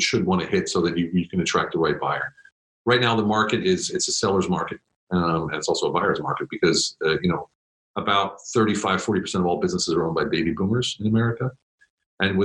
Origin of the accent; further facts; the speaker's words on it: Pennsylvania, United States; moved away as an adult; now in Germany; I'm from the States, from Pennsylvania. And I joined the Army right after high school